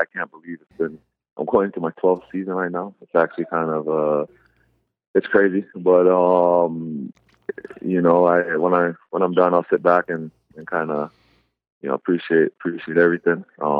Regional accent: Canada; born there; My mom's actually from Jamaica. I have a lot of family in Jamaica, and I was born in Canada.

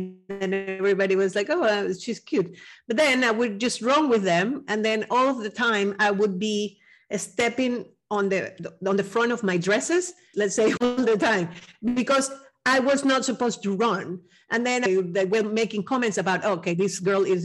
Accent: Venezuela; I'm from Venezuela

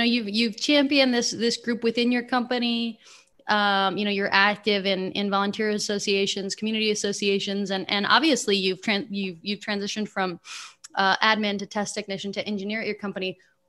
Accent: San Francisco, California, United States; moved away; also born or lived in Chicago; growing up in San Francisco

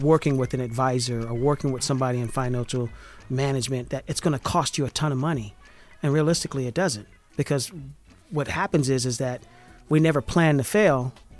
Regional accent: Valdosta, Georgia, United States; I'm from a small country town called Valdosta. It's right there on the Florida-Georgia border.

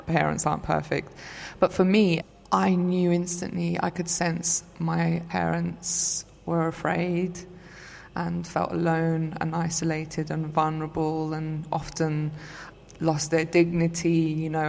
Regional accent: London, United Kingdom; also born or lived in Istanbul, Turkey; I was born in Istanbul. And I came over to London with my parents when I was 4 years old

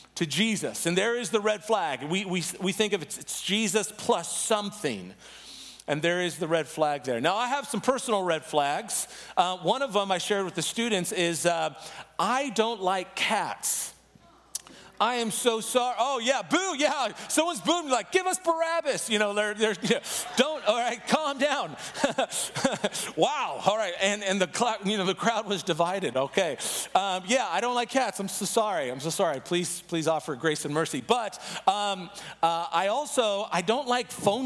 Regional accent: San Diego, California, United States; now in Chicago, United States; I'm originally from San Diego, but right now I've been living in Chicago

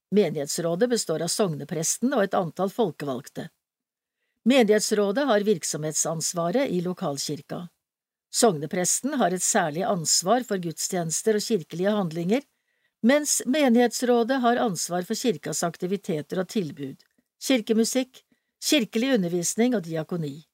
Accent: Innlandet, Norway; Jeg har alltid kjent meg hjemme i Elverum og Trysil. Selv om jeg vokste opp på Hedmarken, har jeg i hele oppveksten en relasjon østover, gjennom familie og venner.

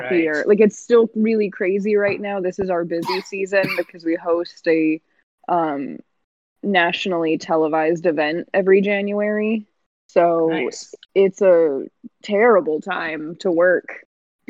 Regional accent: United States; growing up in the American education system

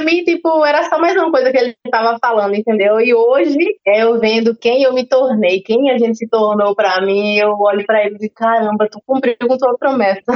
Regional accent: Guarabira, Paraíba, Brazil; moved away as an adult; also born or lived in São Paulo; eu sou de Guarabira

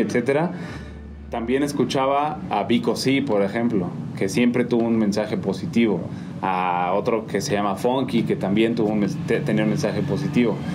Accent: Mexico City, Mexico; moved away as an adult; also born or lived in Durango; now in San Juan del Río, Mexico; yo nací en DF

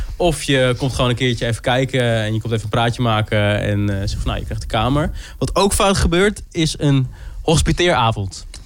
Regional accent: Groningen, Netherlands; ik kom zelf ook uit Groningen, dus het ouderlijk huis was altijd wel dichtbij

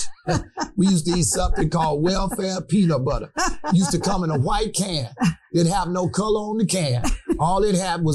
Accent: Chicago, Illinois, United States; as a child, I grew up in State Where God Is, as I said. And I used to go to a school called Raymond.

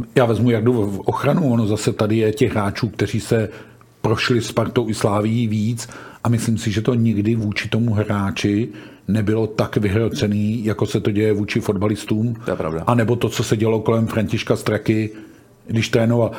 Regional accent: Hradec Králové, Hradec Králové Region, Czechia; já jsem rodák z Hradce

